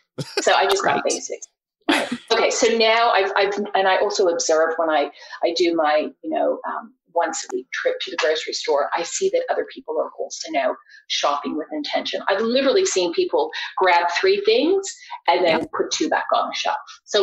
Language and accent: English; Australia; I'm originally from Australia, grew up on the farm.